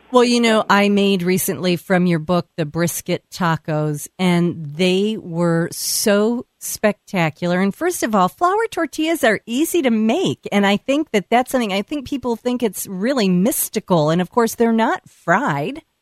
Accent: Texas, United States; growing up in Texas

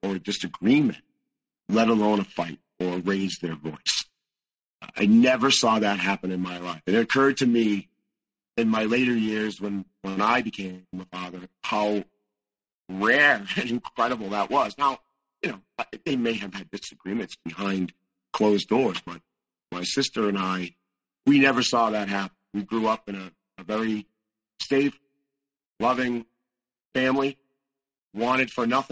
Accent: Northeast, United States; I was raised in the Northeast

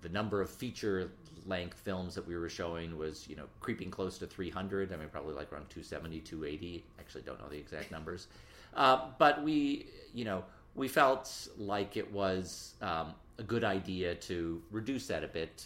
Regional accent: Detroit, Michigan, United States; moved away as an adult; now in New York City, United States; I grew up in Detroit, went to high school in the city, and moved to New York in my 20s

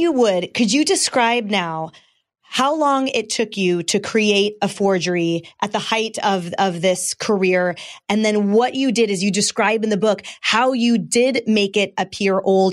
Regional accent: Bay Area, California, United States; I grew up in the Bay Area, California

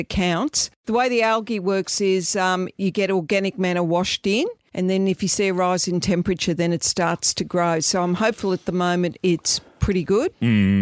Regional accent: Melbourne, Victoria, Australia; when we were kids growing up in Melbourne.

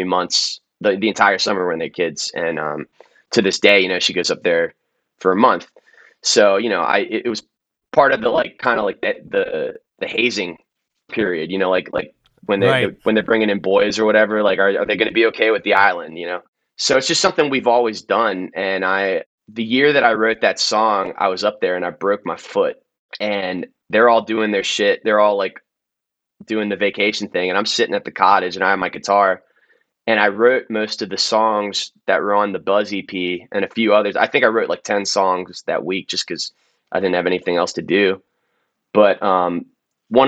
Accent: Maryland, United States; I'm from Maryland

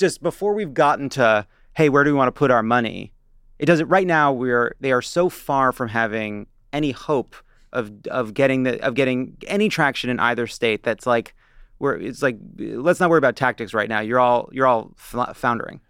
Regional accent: Long Island, New York, United States; when I was growing up on Long Island

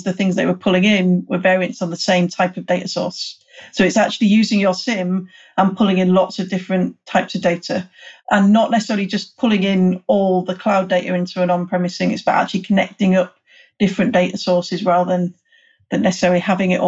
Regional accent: United Kingdom; I'm British

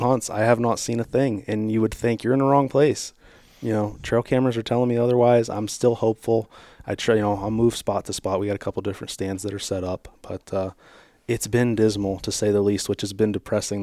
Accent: Strasburg, Ohio, United States; I grew up in Stroudsburg, Ohio here

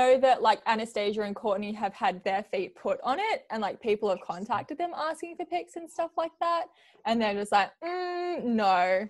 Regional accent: Australia; also born or lived in New Zealand; So I was born in New Zealand and I lived here until I was 4. And then we moved to Australia and I grew up in Australia ever since.

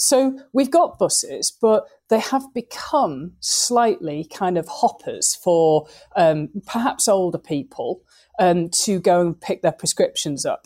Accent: Lancashire, North West England, United Kingdom; we're all still from Lancashire.

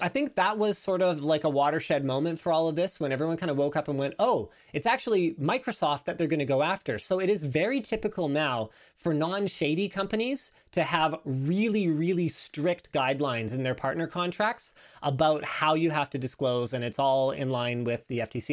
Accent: Canada; I'm Canadian

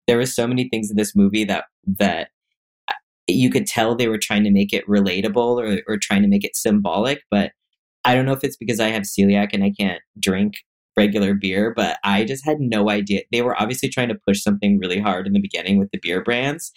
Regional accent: Washington, United States; growing up in Washington State

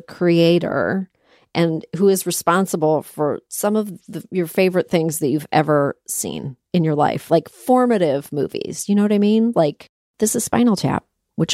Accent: Toronto, Ontario, Canada; I'm from Canada. I'm from Toronto, Canada

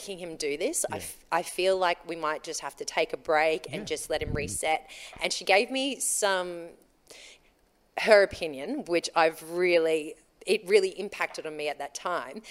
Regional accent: Queensland, Australia; growing up in Queensland, I wasn't a nipper. No. I was a surfer

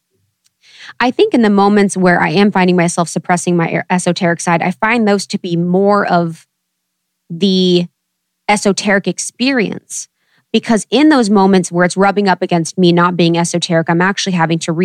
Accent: Ohio, United States; also born or lived in Chicago / New York; now in Los Angeles, United States; growing up in Ohio and, you know, moving from Chicago to New York and finally

